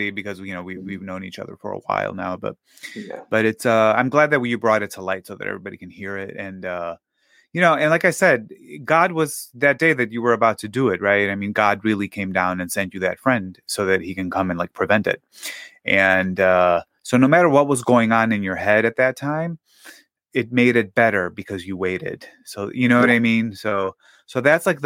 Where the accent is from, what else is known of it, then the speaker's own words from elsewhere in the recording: Greece; now in United States; when I was growing up in Greece